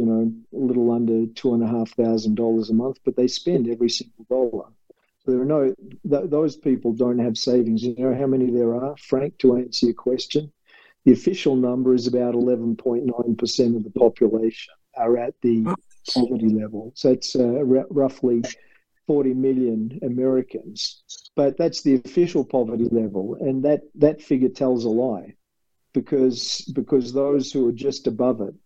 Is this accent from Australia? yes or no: yes; Australia; accent: Australian; moved away; with my Australian accent